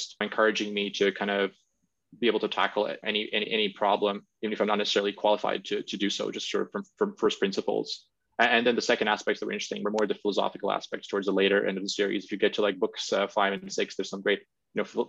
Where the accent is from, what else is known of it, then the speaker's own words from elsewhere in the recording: Latvia; moved away as an adult; also born or lived in Cambridge; back in my home country in Latvia